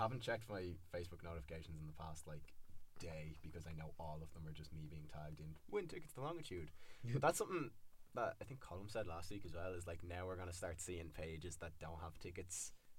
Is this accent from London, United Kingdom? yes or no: yes; London, United Kingdom; Growing up in North London